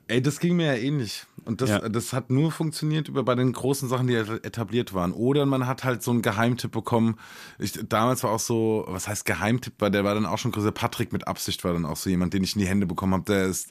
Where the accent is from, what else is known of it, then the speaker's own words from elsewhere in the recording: near Aschaffenburg, Hesse, Germany; accent: Hessian; moved away; da, wo ich aufgewachsen bin, ist nicht so weit von Bayern entfernt.